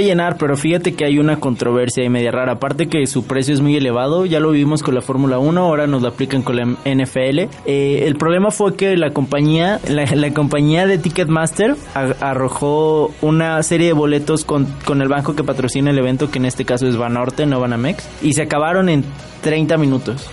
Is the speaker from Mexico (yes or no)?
yes; San Luis Potosí, Mexico; yo soy potosina